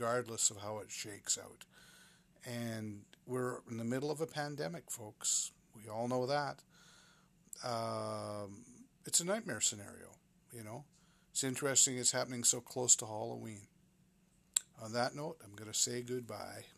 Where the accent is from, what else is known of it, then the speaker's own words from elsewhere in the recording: Vancouver, British Columbia, Canada; I'm a pretty localized Vancouver guy